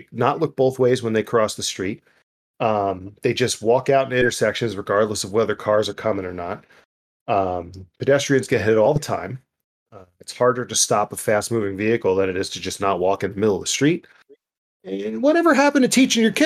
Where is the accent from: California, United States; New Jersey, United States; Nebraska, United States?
New Jersey, United States; I grew up in North Jersey and called it pork roll